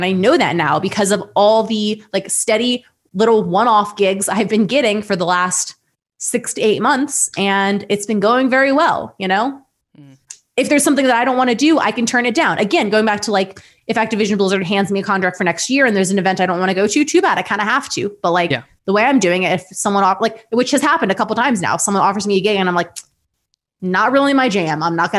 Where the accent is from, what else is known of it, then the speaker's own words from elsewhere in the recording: Ohio, United States; because like we're both from Ohio.